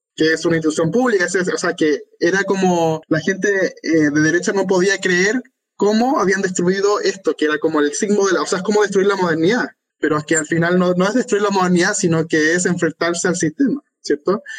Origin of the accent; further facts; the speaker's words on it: Chile; Soy chileno